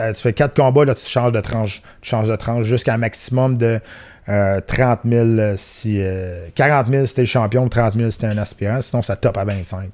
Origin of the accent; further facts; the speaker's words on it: Canada; chez nous au Canada.